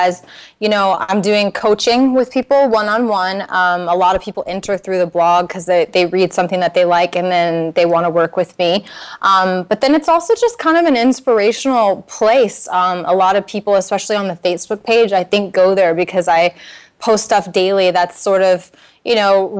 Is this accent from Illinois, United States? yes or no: no; Naples, Florida, United States; moved away; I'm from Naples